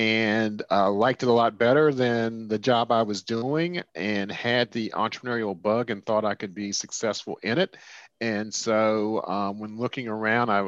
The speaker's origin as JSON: {"language": "English", "town": "Washington", "region": "District of Columbia", "country": "United States", "tie": "born or raised there", "also_born_or_lived": "France / California / Boston", "said": "I grew up in Washington, D.C."}